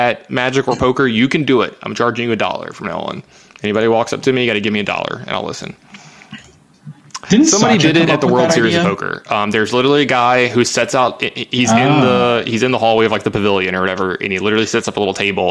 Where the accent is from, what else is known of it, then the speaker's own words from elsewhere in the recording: Baton Rouge, Louisiana, United States; also born or lived in Las Vegas, Nevada; I'm from Baton Rouge.